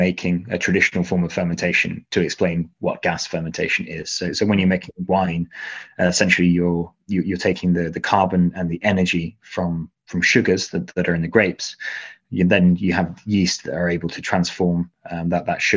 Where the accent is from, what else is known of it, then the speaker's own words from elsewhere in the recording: Leicestershire, East Midlands, United Kingdom; moved away; also born or lived in Manchester; I grew up in Leicestershire, so right in the middle.